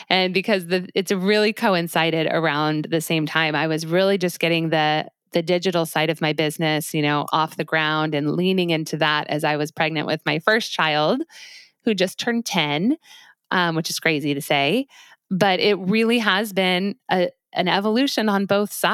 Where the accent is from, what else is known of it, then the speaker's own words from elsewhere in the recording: Highlands Ranch, Colorado, United States; moved away; I'm from a place called Highlands Ranch, Colorado, which is just south of Denver.